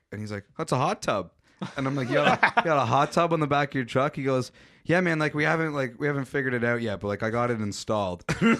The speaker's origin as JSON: {"language": "English", "town": "Meaford", "region": "Ontario", "country": "Canada", "tie": "born or raised there", "said": "I know people like you from my hometown"}